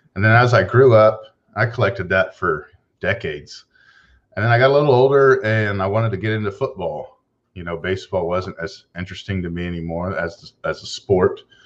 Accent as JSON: {"language": "English", "town": "Houston", "region": "Texas", "country": "United States", "said": "I'm from Houston, Texas"}